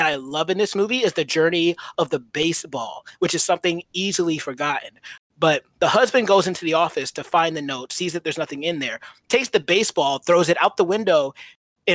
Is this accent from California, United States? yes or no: no; Georgia, United States; I'm from Georgia